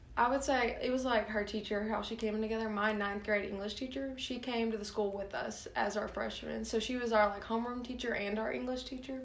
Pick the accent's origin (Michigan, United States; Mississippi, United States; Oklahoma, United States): Mississippi, United States; Starkville; also born or lived in Sulphur, Louisiana / Lake Charles, Louisiana; I lived there until I was like four or five. So I went to like pre-K there.